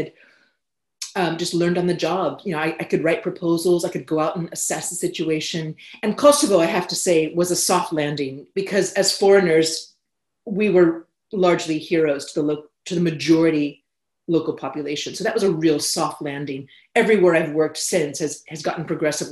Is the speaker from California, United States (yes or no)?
yes; California, United States; moved away as an adult; also born or lived in United Kingdom; growing up in California